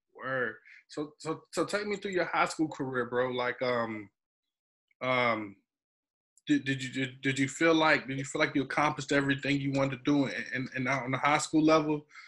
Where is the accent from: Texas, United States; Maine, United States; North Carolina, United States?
North Carolina, United States; Wagram; I'm from Wagram